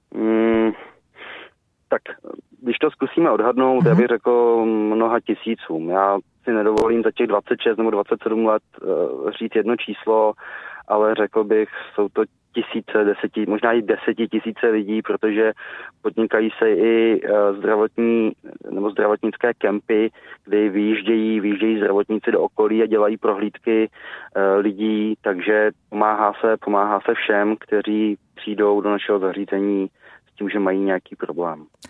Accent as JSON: {"language": "Czech", "country": "Czechia", "said": "jako Češi"}